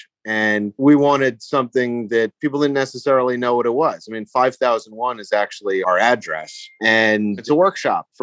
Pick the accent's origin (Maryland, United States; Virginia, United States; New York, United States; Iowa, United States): New York, United States; now in Los Angeles, United States; Growing up in New York